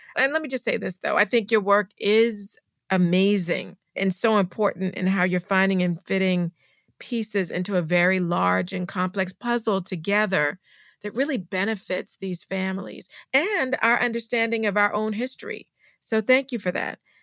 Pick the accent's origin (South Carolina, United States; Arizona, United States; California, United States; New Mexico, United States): South Carolina, United States; Charleston; I'm from Charleston, South Carolina